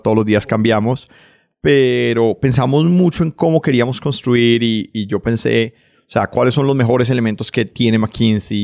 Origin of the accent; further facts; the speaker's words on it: Cali, Valle del Cauca, Colombia; moved away as an adult; also born or lived in United States; yo nací en Cali. Nací en Cali en los 80. Crecí familia clase media de Cali